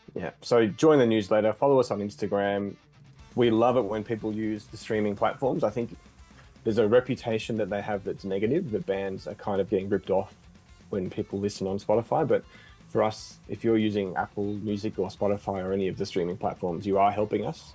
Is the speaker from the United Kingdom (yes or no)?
no; Australia; we're from Australia